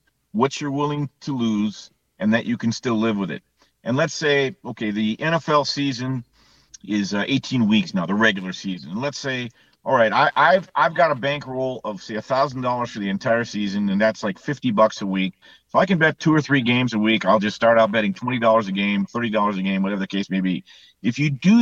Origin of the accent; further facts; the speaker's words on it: Southern California, United States; when I grew up in Southern California